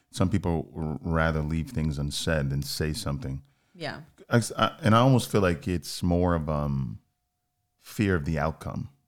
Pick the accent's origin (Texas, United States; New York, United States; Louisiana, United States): New York, United States; New York City; I'm a New Yorker through and through